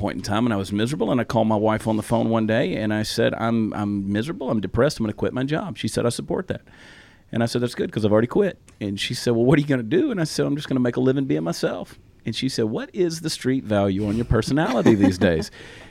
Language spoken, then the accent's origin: English; the South, United States; accent: Southern; Yeah, and I've said before, I didn't lose my Southern accent. I sort of muted it a little bit, but I can turn it loose really, really fast in the right moment.